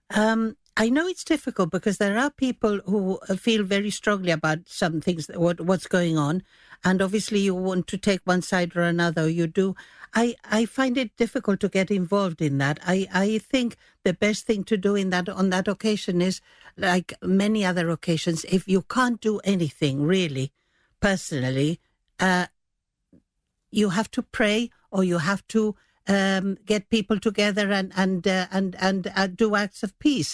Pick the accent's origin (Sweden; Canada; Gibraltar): Gibraltar; moved away; I was away from Gibraltar for quite a while